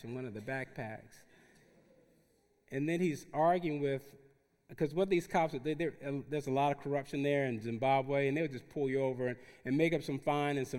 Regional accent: Newark, New Jersey, United States; moved away as an adult; also born or lived in South Central Los Angeles / Watts, Los Angeles; I grew up in Newark, New Jersey, in the neediest city in the nation at the time

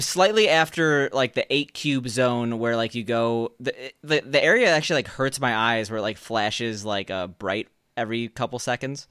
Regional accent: Chicago, Illinois, United States; moved away as an adult; growing up in Chicago

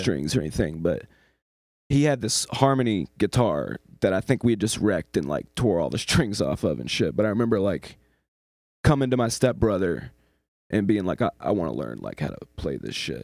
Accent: Eastern North Carolina, United States; although I was born in the West, I was raised down East

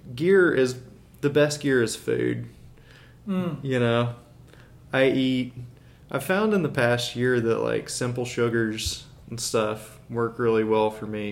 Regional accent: Birmingham, Alabama, United States; I grew up in Birmingham. I've been here since I was a year old

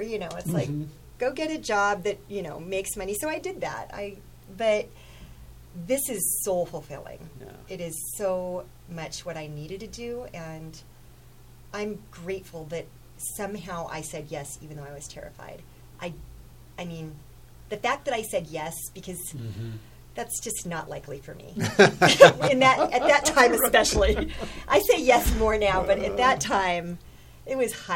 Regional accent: Chadron, Nebraska, United States; I was raised in Chadron, which is a mid-sized town in the western part of Nebraska.

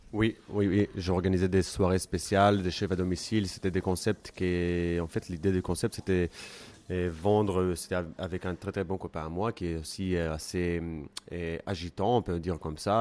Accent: Jerusalem, Jerusalem District, Israel; French is a second language; moved away as an adult; also born or lived in Tel Aviv; now in Paris, France; moi je suis d'origine de Jérusalem

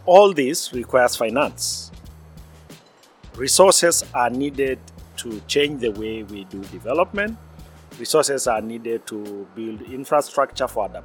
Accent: Maasai community, southern Kenya, Kenya; I am from Maasai, pastoral indigenous community based in southern Kenya.

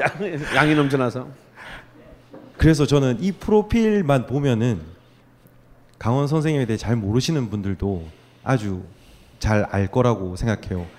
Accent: Busan, South Korea; 저도 부산에서 태어나서

